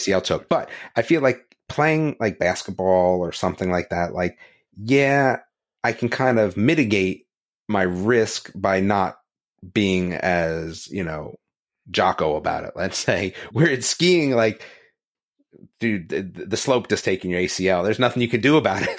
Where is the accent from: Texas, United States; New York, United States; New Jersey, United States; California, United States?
New Jersey, United States; now in North Carolina, United States; I grew up in New Jersey